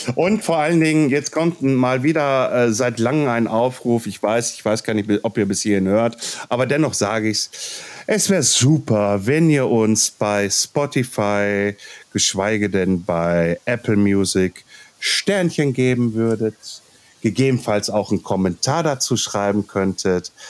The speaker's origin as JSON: {"language": "German", "area": "Ruhr area", "region": "North Rhine-Westphalia", "country": "Germany", "accent": "Ruhrpott", "said": "wenn ich zu viel Ruhrpott quatsche, dann quatsche ich halt Ruhrpott, weil ich bin aus dem Ruhrpott"}